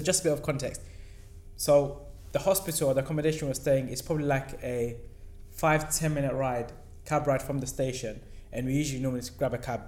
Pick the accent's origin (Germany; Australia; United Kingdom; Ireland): United Kingdom; London; we're from London